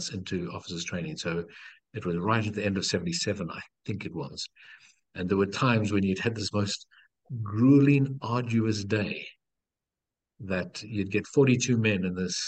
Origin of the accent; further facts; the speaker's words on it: Cape Town, Western Cape, South Africa; I was born in Cape Town in South Africa